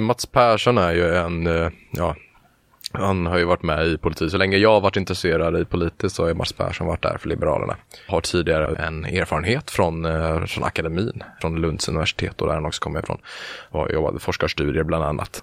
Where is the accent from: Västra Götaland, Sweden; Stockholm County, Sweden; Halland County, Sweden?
Halland County, Sweden; Halmstad; moved away as an adult; now in Gothenburg, Sweden; Jag är från början från Halmstad. Där mm. bodde jag under, ja, tills jag blev 18.